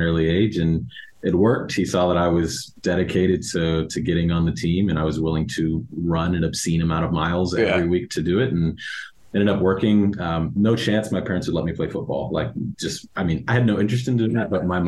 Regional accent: Dallas, Texas, United States; moved away as an adult; also born or lived in Oklahoma; my family's all from Southern California. So although I was raised in Dallas

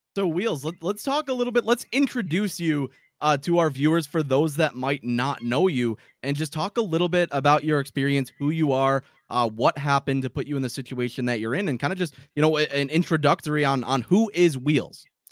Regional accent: Buffalo, New York, United States; growing up in Buffalo

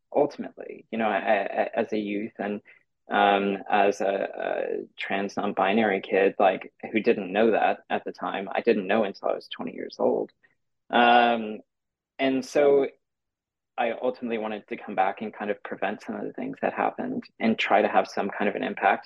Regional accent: Santa Rosa, California, United States; also born or lived in San Jose; I grew up in Santa Rosa, uh, which is about an hour north of San Francisco

